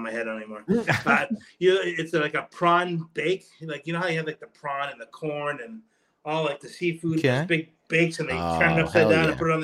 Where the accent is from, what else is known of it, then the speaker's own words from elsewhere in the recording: New England, United States; I grew up in New England, and I was raised on natural casing hot dogs